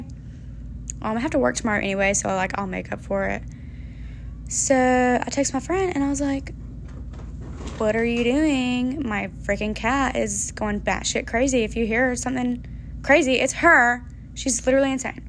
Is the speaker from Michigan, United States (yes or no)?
no; Georgia, United States; moved away; I'm from Georgia